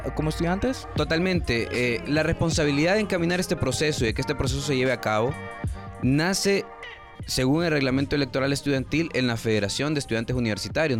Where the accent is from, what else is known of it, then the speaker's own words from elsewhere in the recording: Honduras; como todo hondureño